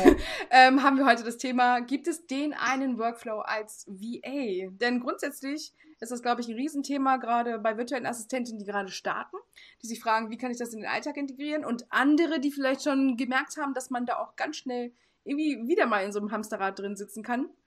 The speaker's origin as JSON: {"language": "German", "region": "Hamburg", "country": "Germany", "said": "ich komme halt aus Hamburg."}